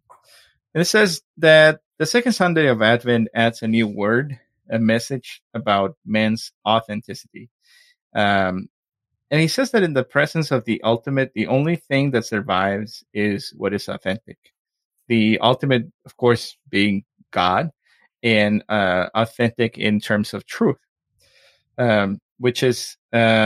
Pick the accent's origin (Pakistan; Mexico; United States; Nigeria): Mexico; accent: Mexican; my Mexican accent